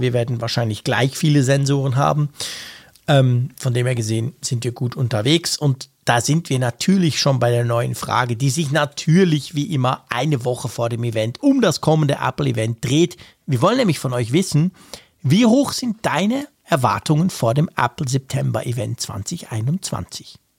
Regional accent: Switzerland; bei uns in der Schweiz

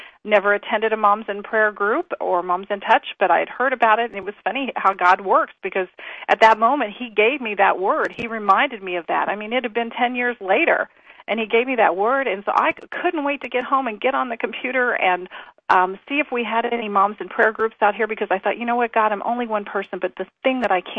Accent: Indianapolis, Indiana, United States; we came from Indianapolis, Indiana, and pretty much in the heart of, you know, the Bible Belt, very Christian community, and then we moved out here

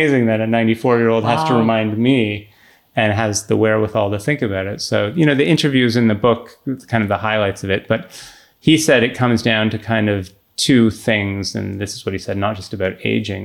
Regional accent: Canada; growing up in Canada

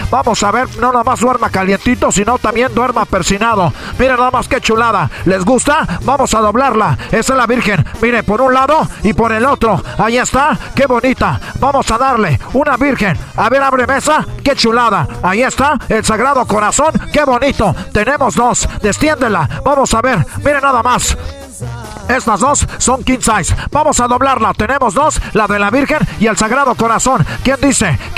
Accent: Ecatepec, State of Mexico, Mexico; Me, un placer estar aquí en mi Michoacán vendiendo todo. somos del Estado de México, de allá de Ecatepec.

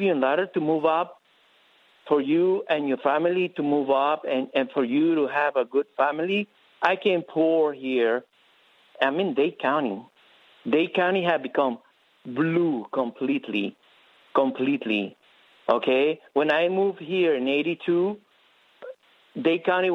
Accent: Nicaragua; now in Miami, United States; I'm from Nicaragua

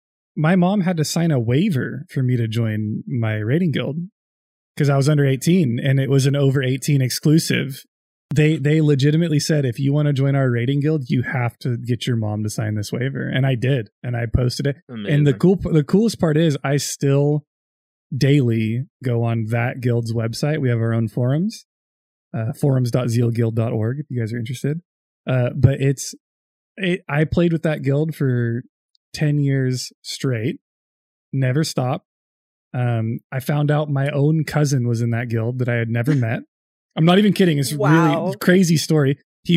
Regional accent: California, United States; I'm from California.

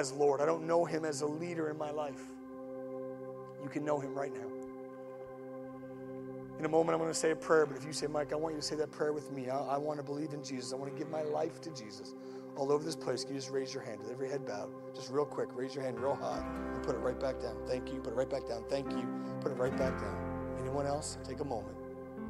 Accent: Atlantic Canada, Canada; I'm Atlantic Canadian

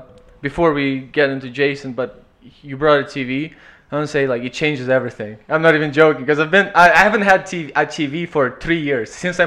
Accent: Ukraine; English is a second language; also born or lived in Kelowna; now in Canada; because I come from Ukraine.

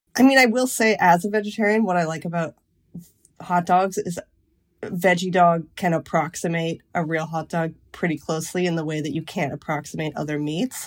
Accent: Lake Huron, Ontario, Canada; moved away as an adult; now in United States; I grew up on Lake Huron

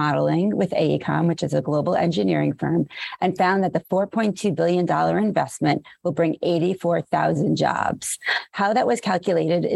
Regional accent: New York City, New York, United States; I grew up in New York, I'm a Brooklynite

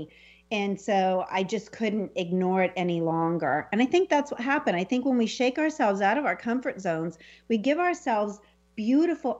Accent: Selma, California, United States; the house that I grew up in Salma, California, little raisin capital of the world.

